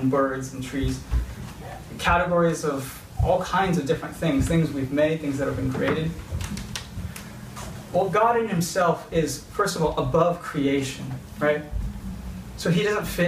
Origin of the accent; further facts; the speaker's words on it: California, United States; I grew up in California